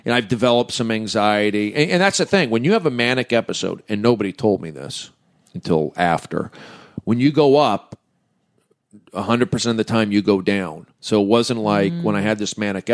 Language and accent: English; the San Fernando Valley, California, United States; I'm from the Valley